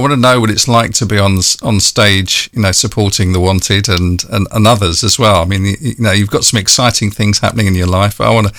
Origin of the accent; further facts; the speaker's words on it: London, United Kingdom; I was born in London.